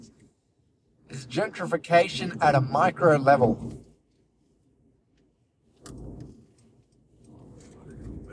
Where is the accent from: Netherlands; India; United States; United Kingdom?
India; I'm from India